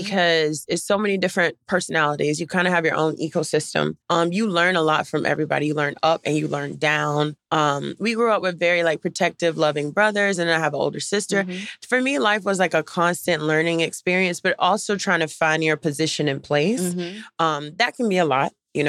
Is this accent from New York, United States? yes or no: no; Durham, North Carolina, United States; Durham, North Carolina.